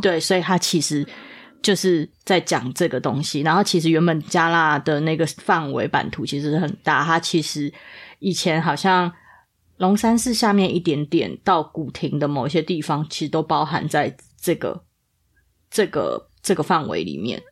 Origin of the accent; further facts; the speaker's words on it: Taipei, Taiwan; 我就是在，在这里长大